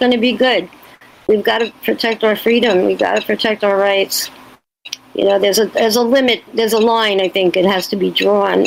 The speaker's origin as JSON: {"language": "English", "region": "New York", "country": "United States", "said": "by being a New Yorker"}